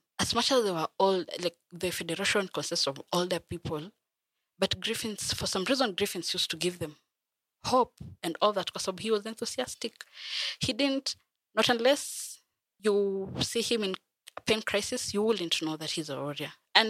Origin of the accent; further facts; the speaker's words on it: Bungoma, Bungoma County, Kenya; I am from Bungoma. I have lived in Bungoma.